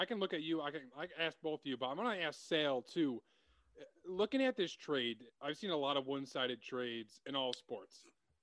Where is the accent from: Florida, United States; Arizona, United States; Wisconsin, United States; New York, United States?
New York, United States; Utica; No, I'm from Utica, New York